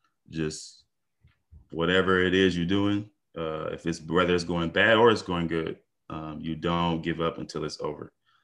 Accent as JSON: {"language": "English", "town": "Detroit", "region": "Michigan", "country": "United States", "tie": "born or raised there", "said": "You know, it's just like any other city. You know, it got its good parts, got its bad parts. The West Side isn't as bad as the East."}